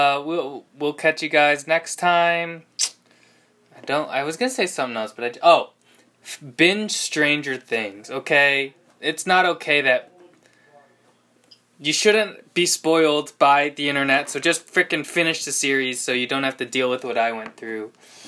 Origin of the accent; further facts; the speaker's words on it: United States; We're going to say it was the women's winning, because we're all American here.